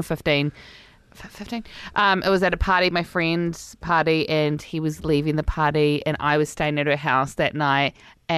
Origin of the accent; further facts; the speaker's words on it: Lower Hutt, Wellington, New Zealand; I grew up in Wellington, Lower Hutt